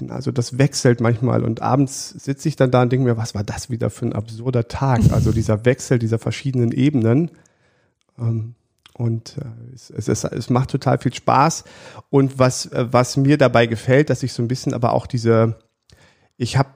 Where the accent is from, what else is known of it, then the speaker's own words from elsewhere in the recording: Siegburg, North Rhine-Westphalia, Germany; ich bin im, in Siegburg groß geworden, also im, in der Nähe von Bonn